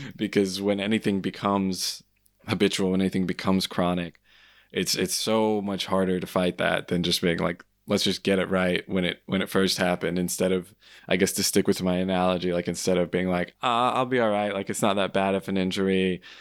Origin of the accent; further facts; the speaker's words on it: United States; being an American